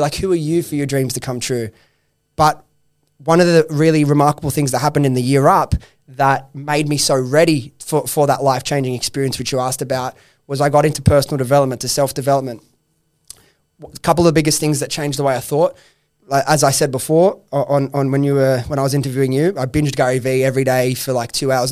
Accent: Sydney, New South Wales, Australia; I come from Western Sydney, that I grew up with those friends

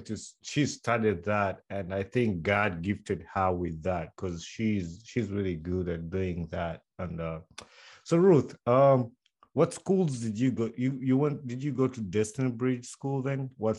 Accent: Wakiso, Central Region, Uganda; when I was growing up in Sunday

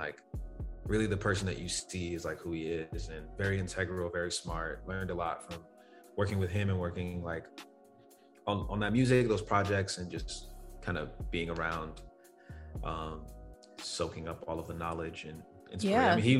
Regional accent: London, United Kingdom; also born or lived in Rhode Island, United States; So I was born in Rhode Island. So mm-hmm. I was born in the US. But when I was younger, I was like still an infant, I moved to the UK. So I lived in South London for a while.

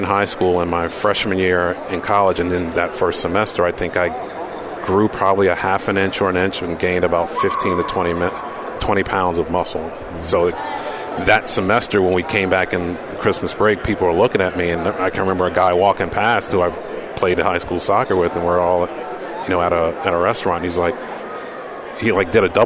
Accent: Columbia, Maryland, United States; where I grew up playing soccer in Columbia, Maryland

